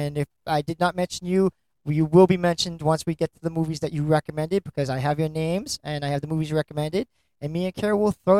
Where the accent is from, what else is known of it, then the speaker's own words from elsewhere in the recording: United States; we're from America, we watch American movies.